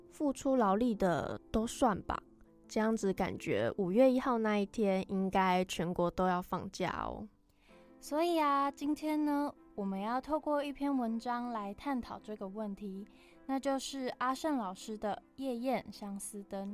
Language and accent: Chinese; Taichung, Taiwan; 而我虽然家跟学校都在台中，可是其实我不太常回家